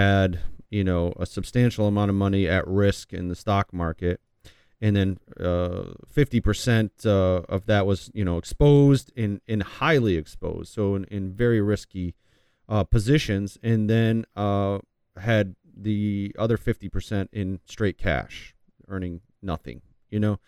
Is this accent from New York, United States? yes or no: yes; New York, United States; I grew up near Canada, you know, on the border in New York